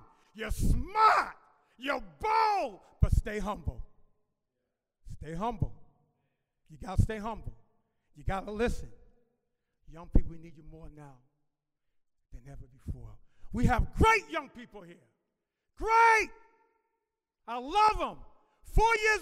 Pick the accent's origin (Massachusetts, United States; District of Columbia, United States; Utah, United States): Massachusetts, United States; Boston; moved away; also born or lived in Atlanta, Georgia / Quitman, Georgia; when I was growing up in Boston